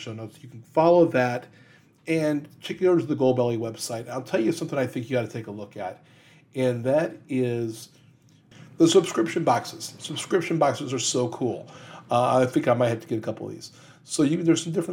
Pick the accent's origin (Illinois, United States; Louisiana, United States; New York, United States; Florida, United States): Louisiana, United States; New Orleans; NOLA, my hometown, New Orleans